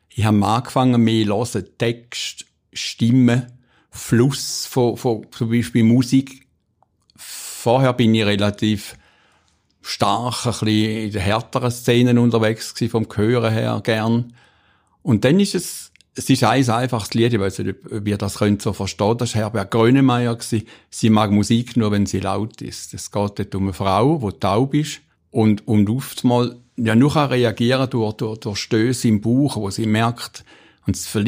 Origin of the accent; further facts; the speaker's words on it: Stein am Rhein, Schaffhausen, Switzerland; Ich bin am Wasser aufgewachsen. Wer nicht, das nicht ist, der weiß nicht, was das bedeutet für ein Kind. bedeutet. Wir haben in Stein am Rhein gewohnt, wunderschönes Städtchen.